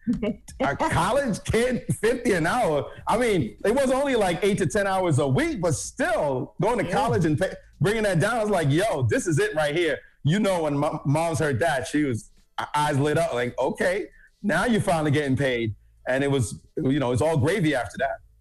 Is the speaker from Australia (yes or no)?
no; Jamaica; now in United States; I'm from Jamaica originally